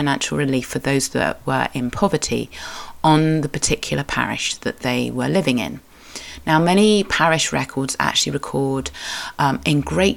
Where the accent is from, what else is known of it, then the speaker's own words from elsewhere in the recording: Cornwall, South West England, United Kingdom; I am a Cornish writer, blogger, and sometimes podcaster